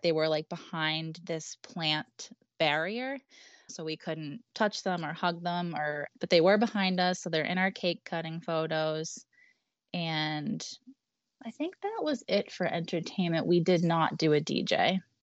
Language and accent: English; Boston, Massachusetts, United States; we're from Boston